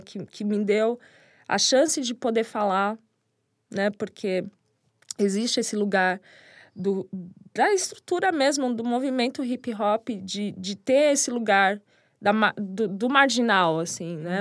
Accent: São Bernardo do Campo, São Paulo, Brazil; Na cidade onde eu nasci, que é São Bernardo, que eu sou apaixonada. Tenho muito orgulho de ter nascido ali, porque é um dos berços do hip hop também. E cresci nesse lugar

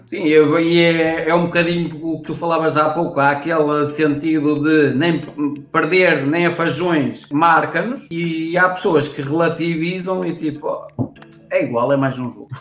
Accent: São João da Madeira, Aveiro District, Portugal; Eu sou aqui da zona de Espinho, eu sou aqui da zona São João da Madeira

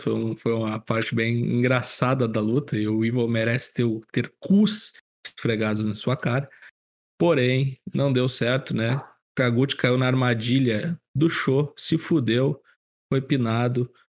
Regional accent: Porto Alegre, Rio Grande do Sul, Brazil; now in Campo Bom, Brazil; porto alegrense do Rio Grande do Sul. Nasci em Porto Alegre, moro em Campo Bom

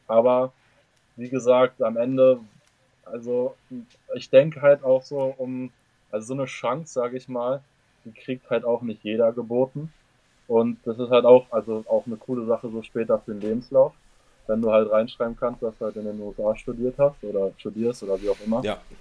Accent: Germany; moved away as an adult; now in United States; als Deutscher

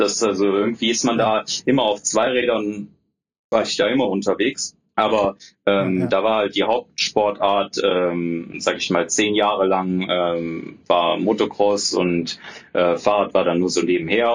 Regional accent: Düsseldorf, North Rhine-Westphalia, Germany; also born or lived in Bochum; bin dann wieder zurück in meine Heimatstadt nach Düsseldorf gezogen.

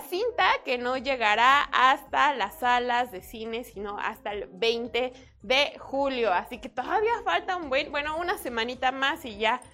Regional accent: Mexico; soy mexicana

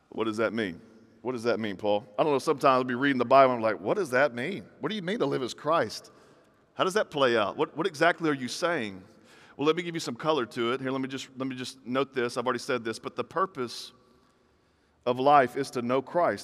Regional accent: the South, United States; I grew up in this, in this weird environment where, like, in the South, I'm from the South

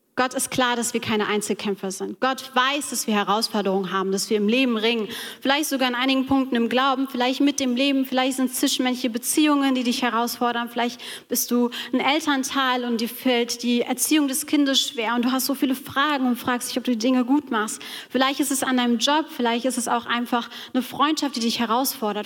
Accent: Taunus, Hesse, Germany; ich bin im Taunus aufgewachsen

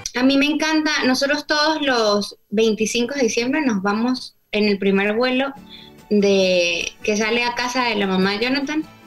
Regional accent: Venezuelan Andes, Venezuela; yo soy gocha.

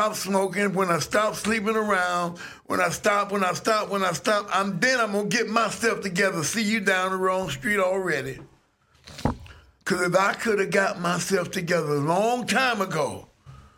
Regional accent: Atlanta, Georgia, United States; I'm from Atlanta and I got started at this radio station in high school in 1975

